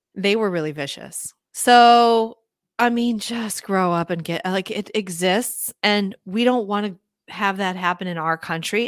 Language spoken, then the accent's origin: English; Minneapolis, Minnesota, United States; I grew up in Minneapolis, in the city